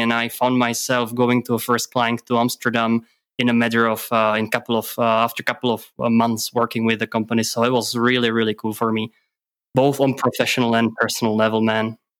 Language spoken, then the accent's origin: English; Czechia; English is a second language; moved away as an adult; now in Germany; I'm actually from Czech Republic